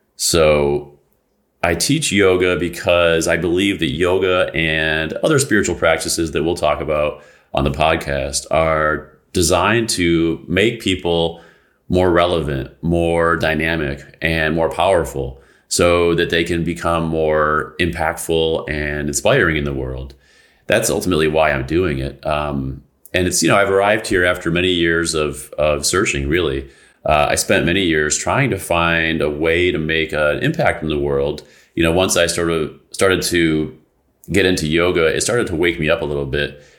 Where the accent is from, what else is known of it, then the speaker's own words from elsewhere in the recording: United States; this country, in the United States